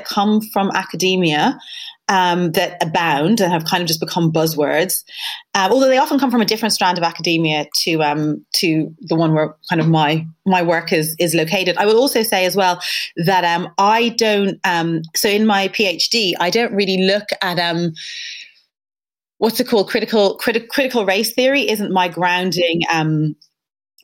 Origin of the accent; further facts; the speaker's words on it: Dublin, Leinster, Ireland; moved away as an adult; now in United Kingdom; I moved from Dublin to London